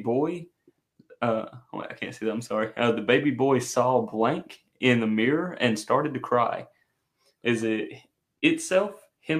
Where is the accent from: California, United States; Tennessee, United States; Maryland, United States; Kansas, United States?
Tennessee, United States; Chattanooga; So I'm from Chattanooga, Tennessee.